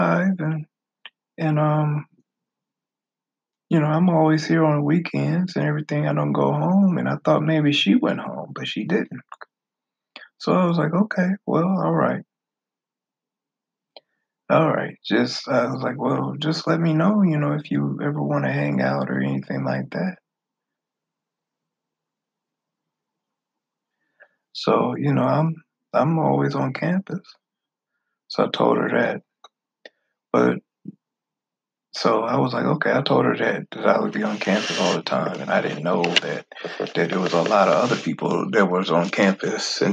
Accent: the North, United States; moved away; I'm from the North.

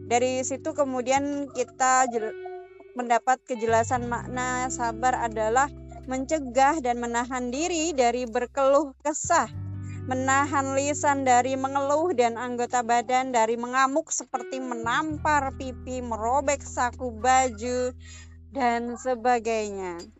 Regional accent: Java, Indonesia; Seperti saya pribadi, saya aslinya orang Jawa gitu ya. Nah, kemudian menikah dengan orang Dayak

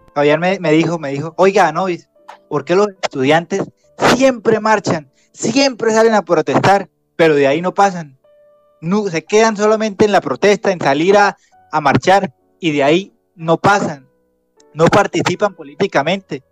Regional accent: Piedecuesta, Santander, Colombia; now in Bucaramanga, Colombia; En Piedecuesta hice mi primaria en ese colegio y la secundaria en uno llamado La Normal

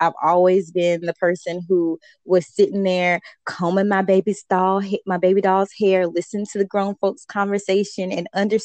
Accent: the South, United States; I'm from the South.

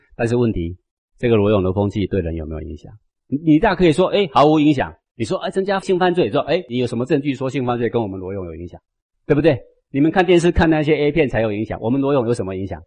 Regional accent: Taiwan; 我是台湾土生土长的人

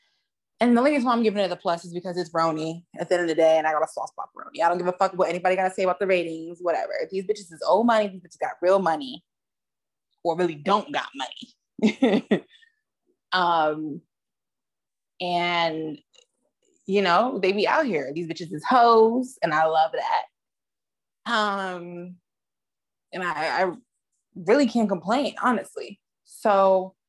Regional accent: New York City, New York, United States; I'm a New Yorker bitch, okay? You know, I've got Bronx, New York on my birth certificate

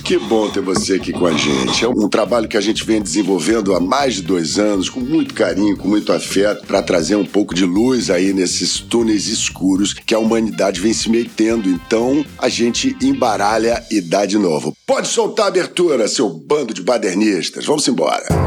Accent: Mogi das Cruzes, São Paulo, Brazil; quando eu nasci ela era menor ainda. Mogi das Cruzes, a última estação de trem do subúrbio lá de São Paulo.

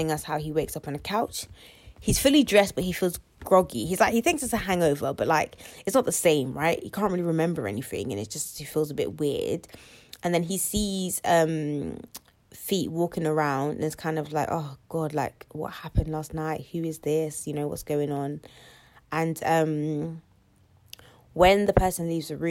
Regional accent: United Kingdom; We're British

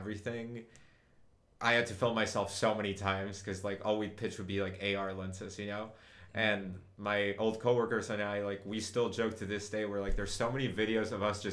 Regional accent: Uruguay; moved away as an adult; now in United States; I grew up in Uruguay, like spent like all of my adolescence, like from 0 to age 19 there

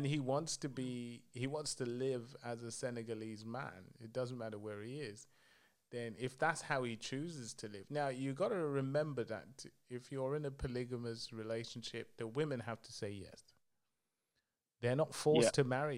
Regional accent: Zambia; moved away; from Zambia

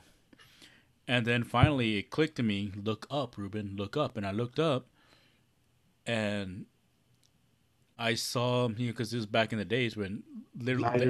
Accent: Los Angeles, California, United States; we're all Chicanos, we're all from East

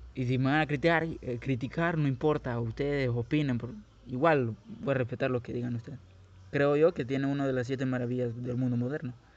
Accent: Guatemala City, Guatemala Department, Guatemala; moved away; Yo soy nací, crecí en Guatemala. Sí, soy de Guatemala, soy guatemalteco, soy chapín.

